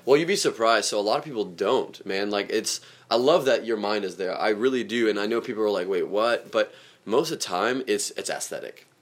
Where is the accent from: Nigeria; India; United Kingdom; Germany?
Germany; moved away; geographically where I grew up around too in Germany